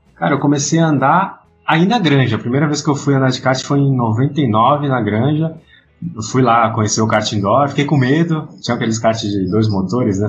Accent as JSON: {"language": "Portuguese", "region": "São Paulo", "country": "Brazil", "moved": "yes", "lives_now": "Rio de Janeiro, Brazil", "said": "sou paulista, mas moro no Rio já há quase 20 anos"}